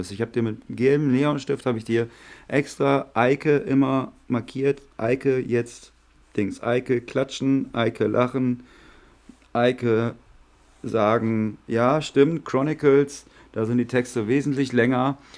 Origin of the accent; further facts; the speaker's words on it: Clarholz, North Rhine-Westphalia, Germany; Also ich komme ja aus Klarholz